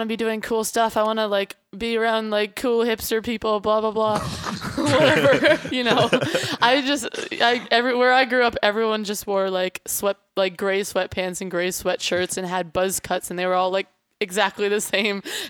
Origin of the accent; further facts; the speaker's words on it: Boxborough, Massachusetts, United States; moved away as an adult; also born or lived in Chicago / Boston; now in Cardiff, United Kingdom; I grew up outside of Boston in a town called Boxborough that has like more cows than people